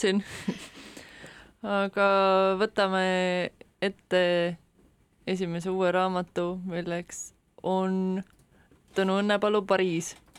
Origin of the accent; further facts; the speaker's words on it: Estonia; ma olen siia sündinud